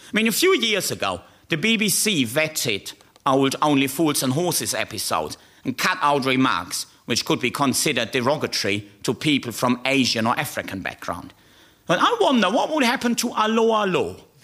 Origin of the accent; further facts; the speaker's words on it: Germany; now in United Kingdom; I am the German comedy ambassador to the United Kingdom